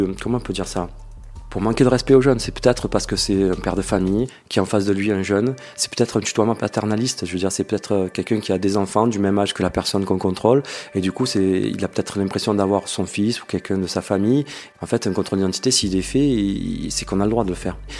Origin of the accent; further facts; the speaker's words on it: Marseille, Provence-Alpes-Côte d'Azur, France; je suis de Marseille